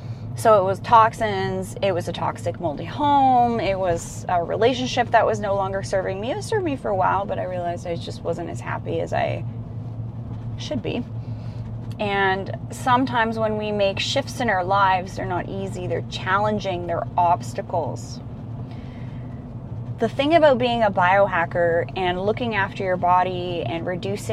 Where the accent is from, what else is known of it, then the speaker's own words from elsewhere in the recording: Vancouver Island, British Columbia, Canada; I grew up on Vancouver Island